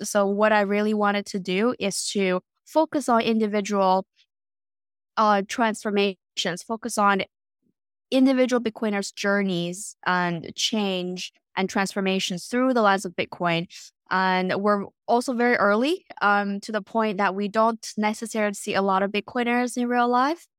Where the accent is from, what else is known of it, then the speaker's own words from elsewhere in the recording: Beijing, China; moved away as an adult; also born or lived in North America / Europe; now in Canada; I was born and raised in Beijing, and then later on spent my entire adulthood abroad, um, in North America and Europe. So right now I'm in West Coast, Canada.